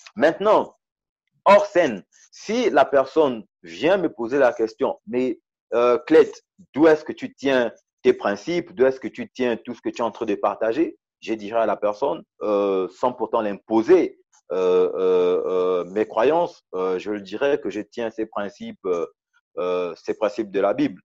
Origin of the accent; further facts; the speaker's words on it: Gabon; moved away as an adult; also born or lived in Port-Gentil, Gabon / Libreville, Gabon; now in South Africa; passé la moitié de, de, mon enfance, mon adolescence euh, au village. Et c'est lorsque j'ai eu, euh, lorsque j'ai eu le CEP, l'entrée au, au, au, collège, que je suis allé euh, à Port-Gentil